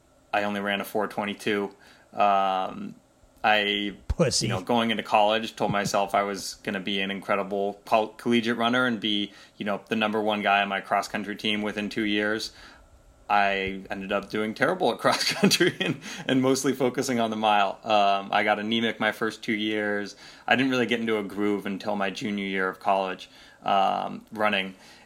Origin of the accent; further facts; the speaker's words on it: Pacific Northwest, United States; I absolutely love growing up in the Pacific Northwest.